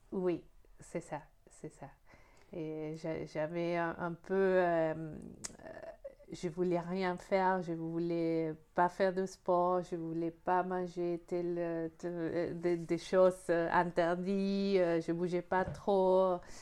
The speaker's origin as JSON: {"language": "French", "country": "Argentina", "tie": "born or raised there", "moved": "as an adult", "lives_now": "France", "said": "je suis née en Argentine, je suis en France depuis 8 euh, ans et demi"}